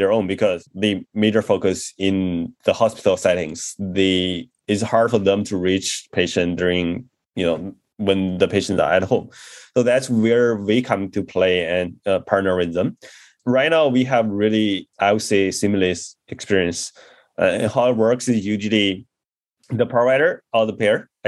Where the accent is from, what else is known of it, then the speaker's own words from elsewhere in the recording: China; moved away as an adult; also born or lived in Beijing / Chennai, India; I grew up in China and did my undergrad in Beijing, studying engineering